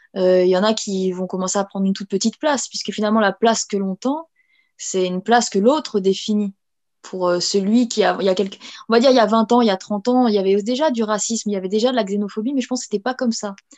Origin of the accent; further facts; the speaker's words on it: France; on une communauté. Euh, avec toutes les confessions et on est français.